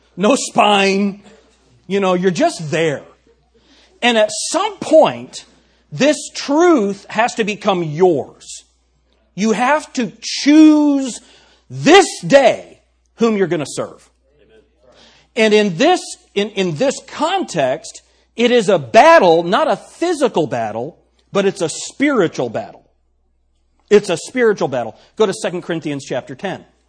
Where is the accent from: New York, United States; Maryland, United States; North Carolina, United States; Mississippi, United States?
New York, United States; accent: New York; My New York accent